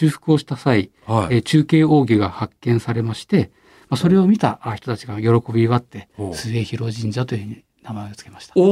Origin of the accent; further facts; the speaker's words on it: Tokyo, Japan; 私はそ小網町で生まれて育ってますんでね、はい、人形町浜町っていうのはもうあの隣町でしたので